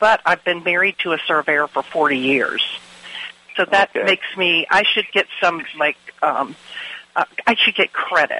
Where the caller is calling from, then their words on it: Helena, Alabama, United States; We're actually coming from Helena, Alabama, which is a little suburb of the Birmingham area.